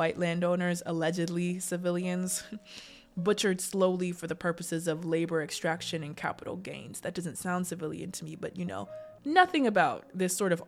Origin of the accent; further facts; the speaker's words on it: Littleton, Colorado, United States; Littleton, Colorado, my hometown